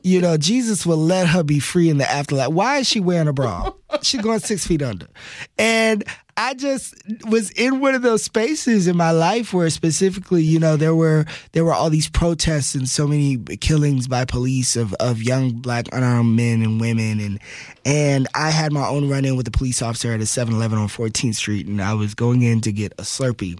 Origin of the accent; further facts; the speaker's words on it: Texas, United States; moved away; also born or lived in New York City; growing up in Texas, which is, you know, football country